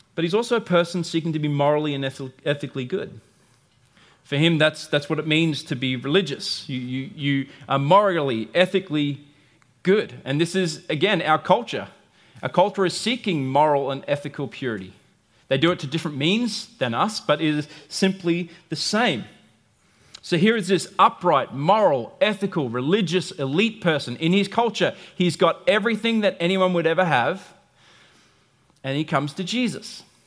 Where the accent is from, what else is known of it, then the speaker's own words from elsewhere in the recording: United States; I'm American